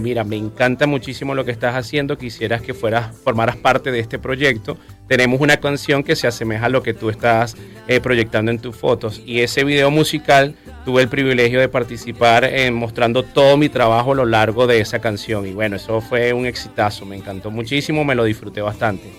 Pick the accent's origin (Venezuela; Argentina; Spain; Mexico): Venezuela; also born or lived in Colombia; me conecta con mi tierra, amo mi país. Me encanta cuando recorro Venezuela